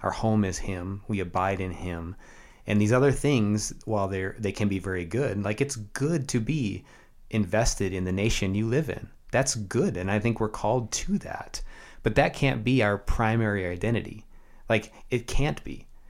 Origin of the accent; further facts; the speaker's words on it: United States; also born or lived in Canada; And now I am an American